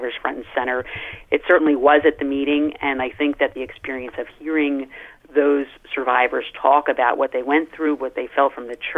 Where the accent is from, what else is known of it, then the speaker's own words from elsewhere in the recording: United States; We come from America where our Catholicism is of a particular kind